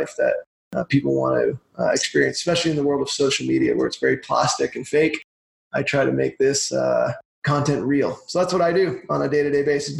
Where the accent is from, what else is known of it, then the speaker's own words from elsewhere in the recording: Brockville, Ontario, Canada; now in Calgary, Canada; I'm from Brockville, Ontario. I'm an import from out east. I moved here, I guess it was 1999.